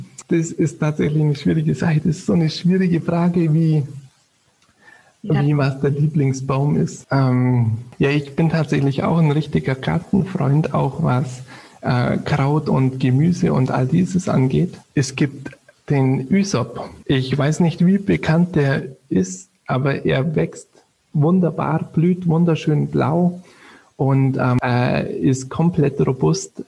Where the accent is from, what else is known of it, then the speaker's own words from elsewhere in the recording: Southern Germany, Germany; ich komme natürlich ziemlich aus dem Süden